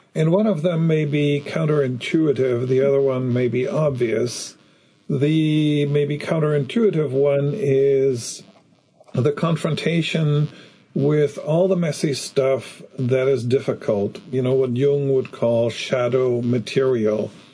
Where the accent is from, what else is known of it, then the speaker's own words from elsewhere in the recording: Germany; growing up in Germany after the war